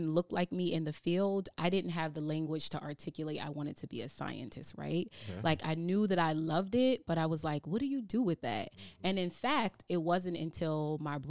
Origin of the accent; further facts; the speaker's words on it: Wilmington, Delaware, United States; I am from Wilmington, Delaware. I grew up on 24th Street, 24th and Jessup